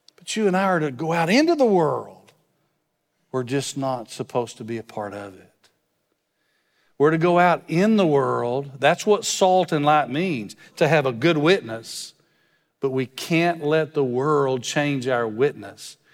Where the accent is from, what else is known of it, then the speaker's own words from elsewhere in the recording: West Texas, United States; moved away; I'm from West Texas, so when you drive by people, you wave at 'em.